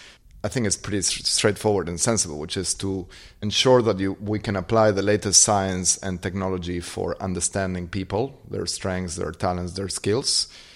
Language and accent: English; Argentina; Growing up in Argentina, you could see at any point in time the problems that incompetent leadership causes.